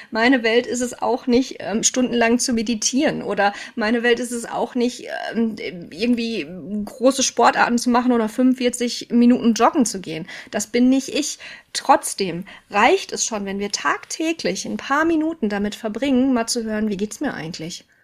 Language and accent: German; North Rhine-Westphalia, Germany; Ich war, ähm, also ich komme aus dem Ruhrgebiet. Ich habe in Stuttgart geschult.